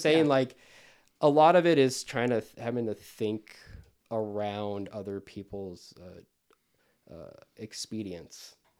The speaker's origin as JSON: {"language": "English", "region": "Arizona", "country": "United States", "moved": "as an adult", "lives_now": "Los Angeles, United States", "said": "I'm from Arizona. Everyone has a gun in Arizona."}